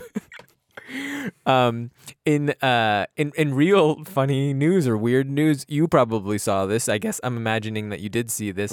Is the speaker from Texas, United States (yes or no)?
no; New Jersey, United States; we're both from New Jersey